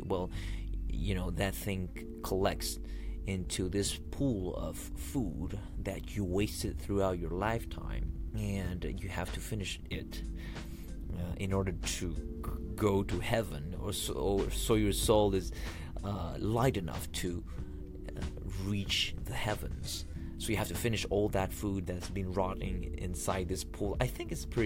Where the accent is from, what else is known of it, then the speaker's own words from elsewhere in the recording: El Salvador; I grew up in El Salvador, which is a country in Central America.